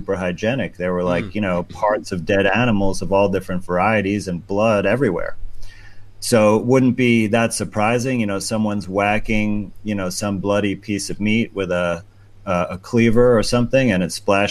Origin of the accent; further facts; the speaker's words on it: New York, United States; my home state of New York